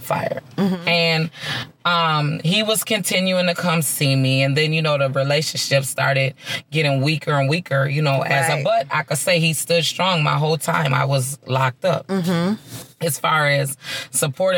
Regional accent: Minnesota, United States; I'm from Minnesota, mm-hmm. born and raised, real true Minnesota girl at heart

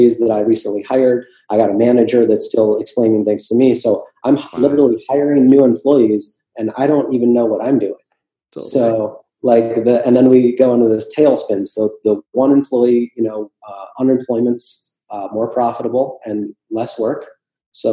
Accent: Minneapolis, Minnesota, United States; now in Florida, United States; I'm from Minneapolis originally

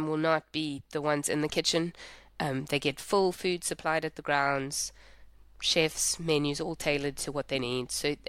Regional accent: South Africa; I'm from South Africa

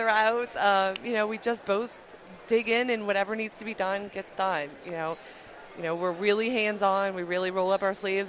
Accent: New Orleans, Louisiana, United States; now in Mississippi, United States; We're originally from New Orleans. You know, Hurricane Katrina moved us to Mississippi, but we're originally from New Orleans.

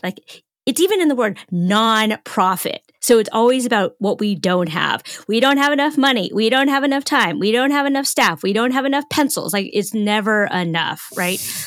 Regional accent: Northern California, United States; I'm from Northern California, so I speak fluent Woo-Woo

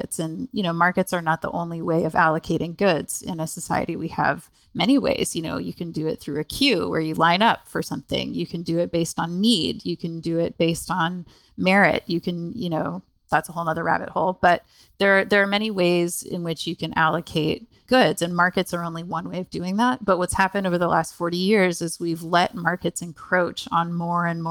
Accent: Canada; moved away; I'm actually Canadian originally

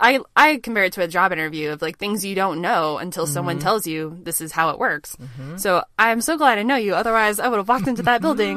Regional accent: Oklahoma, United States; now in Dallas, United States; I'm actually from Oklahoma.

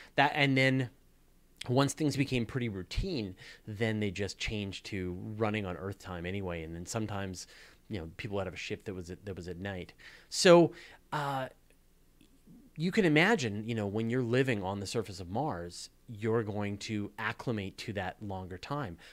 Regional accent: Canada; accent: Canadian; my outrageous Canadian accent

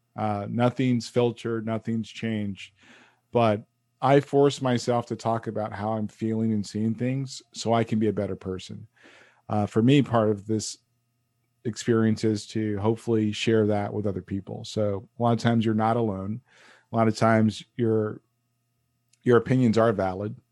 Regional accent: United States; I'm an American male

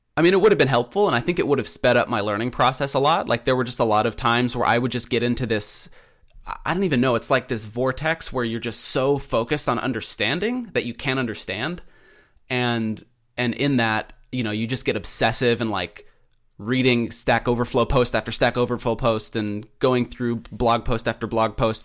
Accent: Pacific Northwest, United States; also born or lived in Keizer, Oregon; I'm from the Pacific Northwest. I live in Kaiser, Oregon.

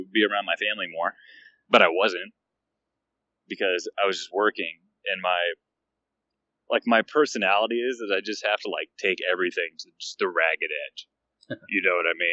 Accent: north of Atlanta, Georgia, United States; moved away; I am originally from Georgia, north of Atlanta, but now I live everywhere

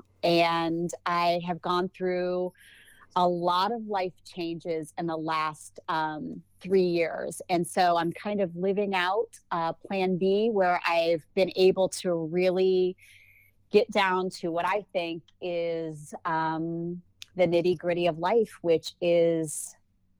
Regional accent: Ohio, United States; I've been born and bred in Ohio.

